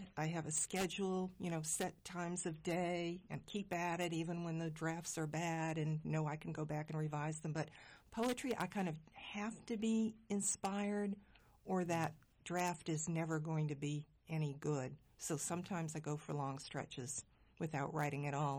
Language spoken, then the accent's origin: English; Northeast, United States; I'm from the Northeast